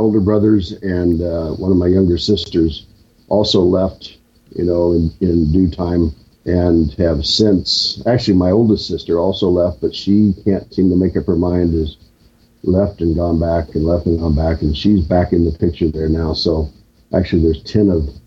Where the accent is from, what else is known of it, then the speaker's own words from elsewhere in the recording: half an hour from Lawrence, Kansas, United States; Lawrence, Kansas, just a half hour from my hometown